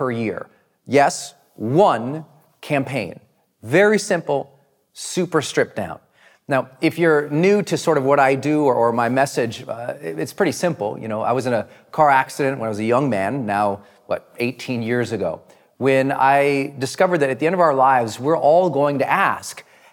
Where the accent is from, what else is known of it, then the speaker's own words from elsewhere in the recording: Montana, United States; moved away; I was from Montana